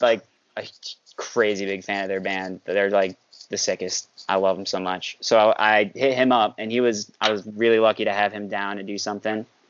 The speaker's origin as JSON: {"language": "English", "region": "New York", "country": "United States", "said": "I'm from New York, and I play guitar"}